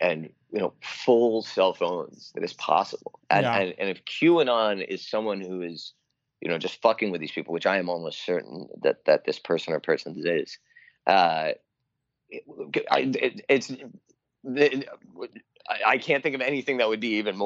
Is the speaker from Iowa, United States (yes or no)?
no; Washington, District of Columbia, United States; I grew up near Comet Ping Pong and went there a lot